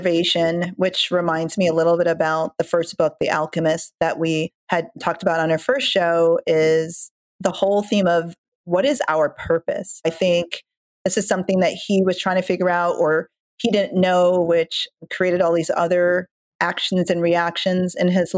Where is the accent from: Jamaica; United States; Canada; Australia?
Jamaica; moved away; I'm from Jamaica and I haven't cooked like authentic Jamaican an authentic Jamaican dinner in, I don't know, weeks